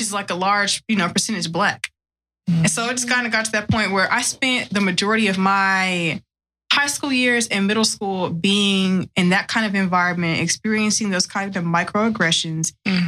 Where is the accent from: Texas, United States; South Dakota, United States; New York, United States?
Texas, United States; West; I grew up in West Texas.